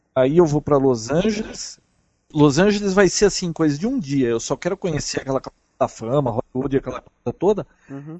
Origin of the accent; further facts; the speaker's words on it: Brazil; Sou do Brasil